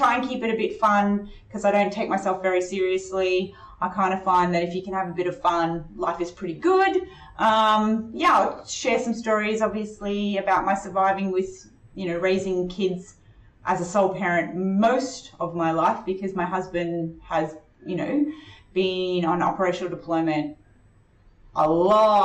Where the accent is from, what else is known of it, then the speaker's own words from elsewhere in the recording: North Queensland, Australia; also born or lived in Chile; I grew up in North Queensland and went to primary school, high school and university there